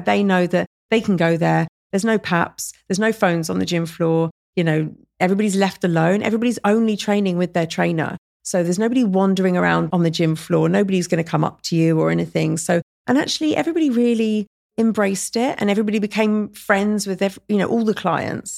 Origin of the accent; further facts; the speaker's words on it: Surrey, South East England, United Kingdom; moved away as an adult; also born or lived in London; now in Dubai, United Arab Emirates; London's my home, and I grew up in Surrey